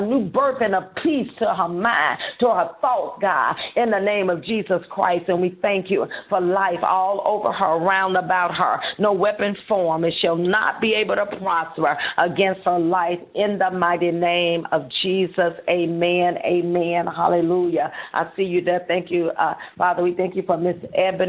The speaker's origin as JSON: {"language": "English", "town": "Holly Grove", "region": "Arkansas", "country": "United States", "tie": "born or raised there", "said": "We'll be in Holly Grove, Arkansas, which is my hometown"}